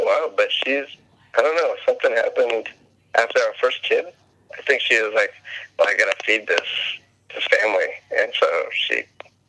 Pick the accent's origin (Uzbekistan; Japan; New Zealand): Japan; Okinawa; born there; Okay, so I was born in Okinawa, Japan, by two Filipino people, citizens, and it was on a naval base in Okinawa